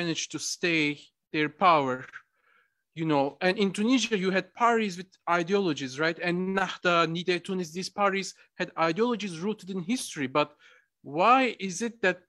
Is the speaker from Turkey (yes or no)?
yes; Turkey; I'm originally from Turkey.